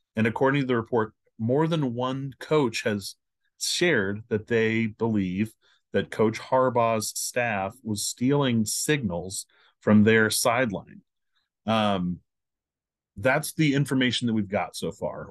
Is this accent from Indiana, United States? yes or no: yes; Indianapolis, Indiana, United States; I'm from Indianapolis.